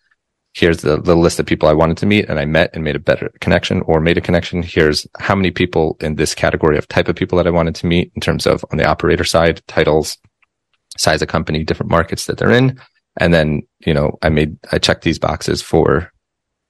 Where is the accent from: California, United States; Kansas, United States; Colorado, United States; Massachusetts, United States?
Colorado, United States; Denver; I grew up in Denver, Colorado